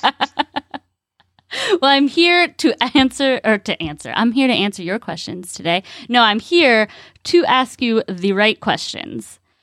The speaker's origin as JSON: {"language": "English", "region": "California", "country": "United States", "moved": "yes", "lives_now": "Ocala, United States", "said": "I'm from California"}